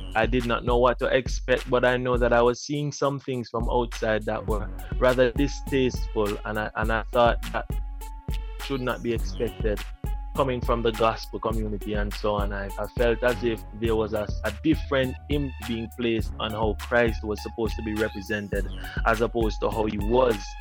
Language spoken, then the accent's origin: English; Antigua & Barbuda; moved away as an adult; now in Jamaica; actually, I'm from Jamaica. I was born here, but I grew up in Antigua.